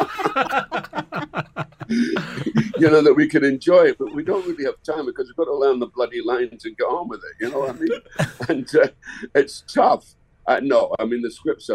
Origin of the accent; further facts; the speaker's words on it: Dundee, Scotland, United Kingdom; My hometown is Dundee. And when I was a kid, we had 21 cinemas